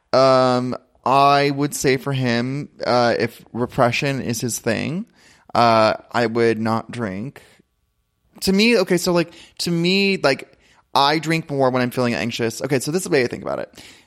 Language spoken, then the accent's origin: English; Ventura, California, United States; I come from Ventura